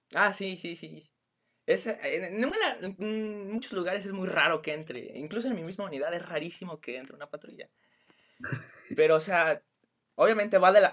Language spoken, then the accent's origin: Spanish; Mexico City, Mexico; yo soy de la Ciudad